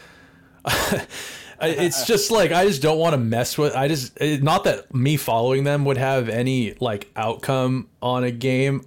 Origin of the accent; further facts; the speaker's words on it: United States; we're American